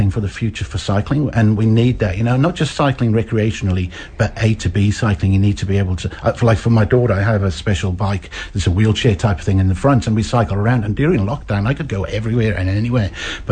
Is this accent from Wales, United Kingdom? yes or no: yes; Wales, United Kingdom; moved away as an adult; also born or lived in Blaenau Ffestiniog, Wales / London, United Kingdom; now in Hamilton, New Zealand; I was born in North Wales in a small village called Blaenau Ffestiniog, and I grew up there, shifted to another Welsh, English-speaking town in Wales, and sort of spent most of my youth there